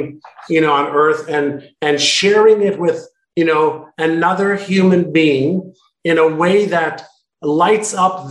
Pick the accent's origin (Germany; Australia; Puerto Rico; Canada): Canada; Montreal, Quebec; moved away as an adult; also born or lived in Israel / Toronto / Indianapolis / Vancouver; now in San Diego, United States; I lived in Israel till I was 5, and then Montreal from 5 to 19. And that's where I went to school.